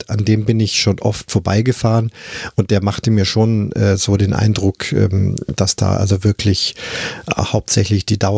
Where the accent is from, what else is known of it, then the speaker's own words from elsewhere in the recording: Munich, Bavaria, Germany; Das ging ja los in München, meiner Heimatstadt.